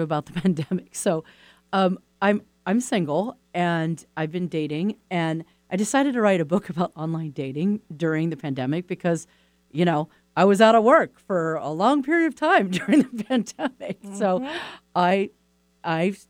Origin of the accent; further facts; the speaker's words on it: East Coast, United States; I'm from the East Coast